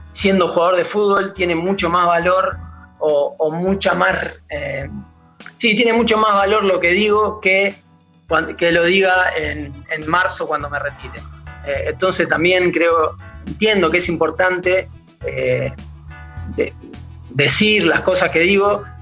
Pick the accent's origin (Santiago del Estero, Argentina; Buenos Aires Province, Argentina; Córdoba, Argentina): Buenos Aires Province, Argentina; Temperley; porque te voy a repetir … de Temperley y lo que haga, eh, nada, suena así chiquito.